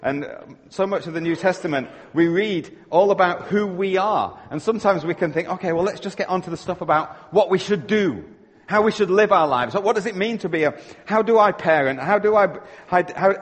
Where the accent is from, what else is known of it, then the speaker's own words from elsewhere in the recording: Yorkshire and the Humber, United Kingdom; now in Canada; I'm living in Canada, but you know what? I'm a Yorkshireman at heart